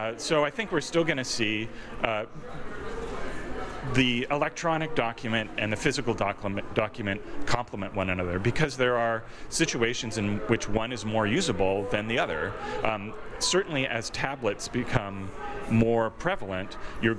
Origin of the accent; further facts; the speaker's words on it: Toronto, Ontario, Canada; my hometown